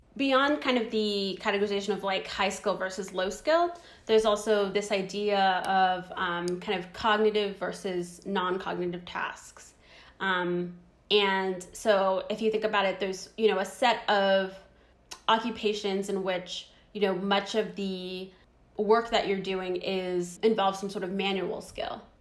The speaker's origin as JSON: {"language": "English", "country": "Zimbabwe", "tie": "born or raised there", "moved": "yes", "said": "I was born in Zimbabwe"}